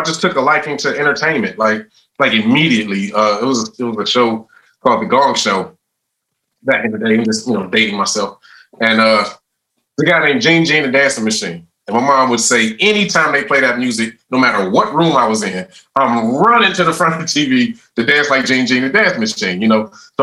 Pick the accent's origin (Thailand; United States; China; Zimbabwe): United States; Cleveland, Ohio; I was raised on 105 in St. Clair, Cleveland, Ohio